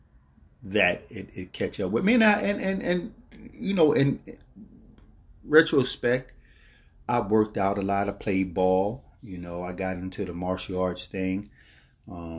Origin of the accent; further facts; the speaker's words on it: Philadelphia, Pennsylvania, United States; growing up in Philadelphia, North Philadelphia, there I was, a teenager, grew up in the Richmond Island Projects